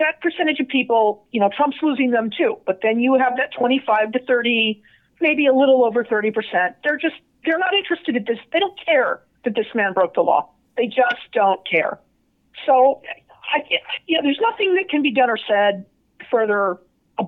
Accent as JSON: {"language": "English", "town": "Las Vegas", "region": "Nevada", "country": "United States", "said": "I'm from Vegas"}